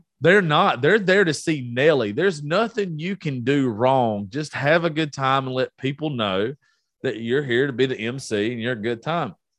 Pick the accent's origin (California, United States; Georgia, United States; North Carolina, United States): Georgia, United States; I'm from Georgia.